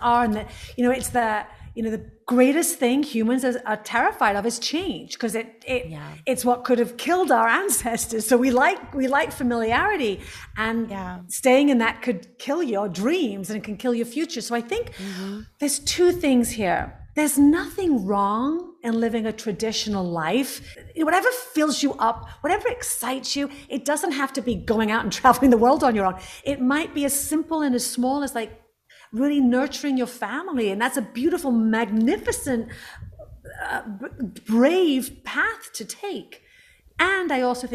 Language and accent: English; England, United Kingdom; I'm from England